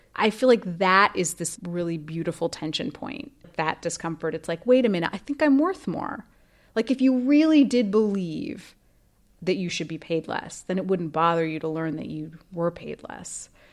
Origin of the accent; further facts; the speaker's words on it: Idaho, United States; I grew up in Idaho, which is a very traditional place